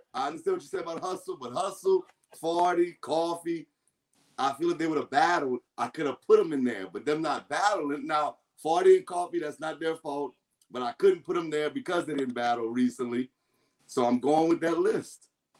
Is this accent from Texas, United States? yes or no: no; Louisiana, United States; I'm from Louisiana. I'm from the boot. Y'all heard me?